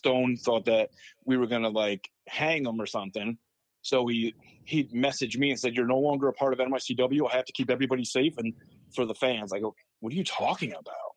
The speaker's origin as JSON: {"language": "English", "town": "Waterville", "country": "United States", "tie": "born or raised there", "said": "my hometown in Waterville"}